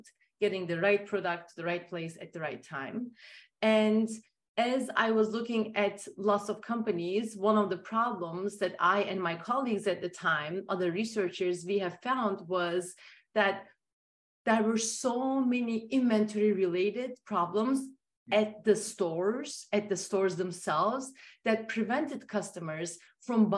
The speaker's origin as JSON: {"language": "English", "country": "Turkey", "tie": "born or raised there", "moved": "yes", "said": "growing up in Turkey"}